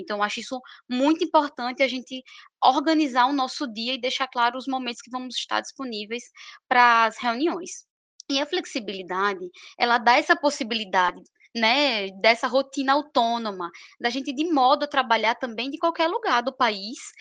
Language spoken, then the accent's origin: Portuguese; Maceió, Alagoas, Brazil; moved away as an adult; also born or lived in São Paulo; now in Maceió, Brazil; eu retornei à minha cidade natal, Maceió, Alagoas